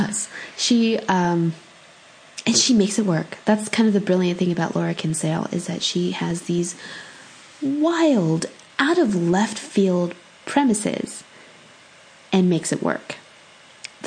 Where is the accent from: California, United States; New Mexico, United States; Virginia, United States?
California, United States; I grew up in California